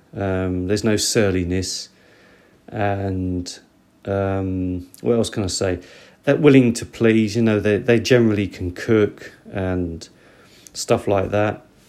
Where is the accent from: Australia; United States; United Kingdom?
United Kingdom; moved away; I'm from Britain